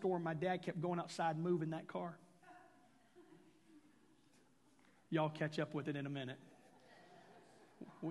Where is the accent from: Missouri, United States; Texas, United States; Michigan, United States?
Texas, United States; Houston; now in Oklahoma, United States; I was raised in Houston.